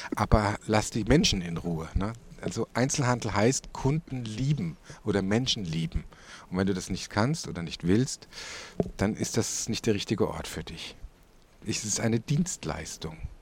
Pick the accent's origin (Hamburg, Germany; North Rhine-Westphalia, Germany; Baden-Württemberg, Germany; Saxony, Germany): Baden-Württemberg, Germany; Tauberbischofsheim; now in Würzburg, Germany; wir kommen doch aus Tauber Bischofsheim